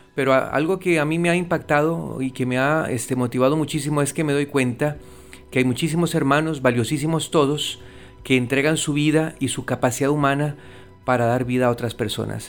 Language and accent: Spanish; Costa Rica; now in Puerto Rico; soy de Costa Rica